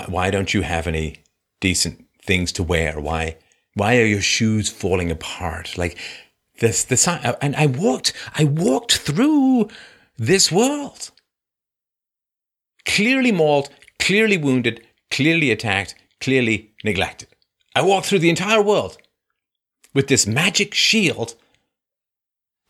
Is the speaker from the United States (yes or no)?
no; England, United Kingdom; moved away; I grew up in England when I was little.